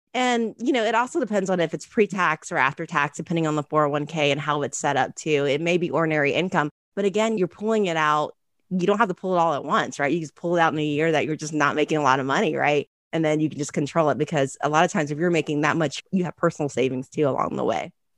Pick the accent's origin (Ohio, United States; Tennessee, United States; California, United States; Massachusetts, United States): Ohio, United States; moved away as an adult; also born or lived in Chicago; I was from Ohio